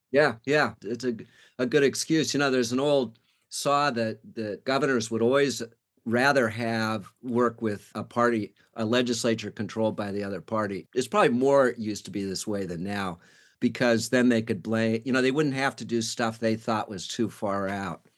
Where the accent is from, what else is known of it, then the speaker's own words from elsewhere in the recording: California, United States; moved away as an adult; also born or lived in Washington, D.C.; now in Oregon, United States; I grew up in California